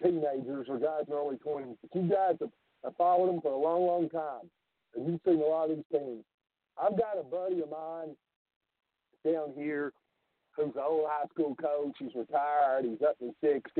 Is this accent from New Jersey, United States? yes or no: no; Knoxville, Tennessee, United States; living in Tennessee, see, I grew up just outside of Knoxville.